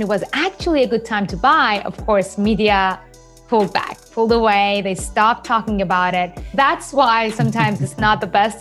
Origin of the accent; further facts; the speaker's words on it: Iran; English is a second language; moved away as an adult; also born or lived in Japan / New York, United States; I was born and raised in Iran